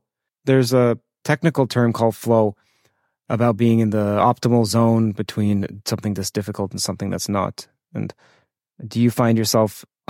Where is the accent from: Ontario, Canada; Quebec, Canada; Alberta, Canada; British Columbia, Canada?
Ontario, Canada; Toronto; I'm from Toronto